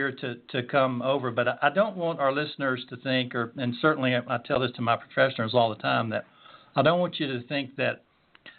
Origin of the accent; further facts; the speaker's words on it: Pine Mountain, Georgia, United States; Pine Mountain, Georgia, my hometown